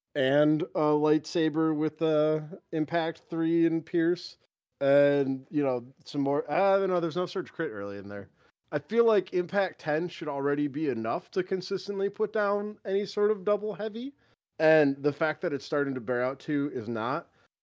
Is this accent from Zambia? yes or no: no; United Kingdom; As a British person, there's nothing you hate more than representing American views and opinions properly.